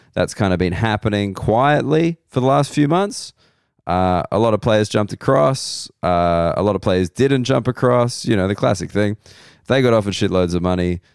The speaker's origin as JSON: {"language": "English", "country": "Australia", "said": "being an Australian male"}